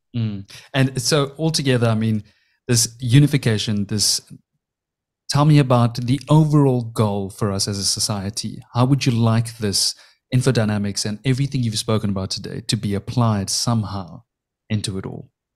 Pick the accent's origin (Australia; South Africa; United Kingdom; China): South Africa; I was born and raised in South Africa